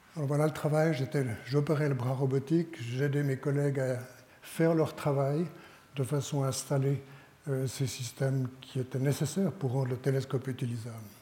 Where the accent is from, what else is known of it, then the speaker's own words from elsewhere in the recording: Switzerland; en tant que Suisse